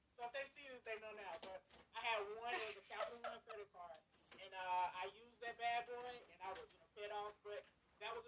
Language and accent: English; Liberty, North Carolina, United States; moved away as an adult; also born or lived in Blacksburg, Virginia; I grew up in Liberty, North Carolina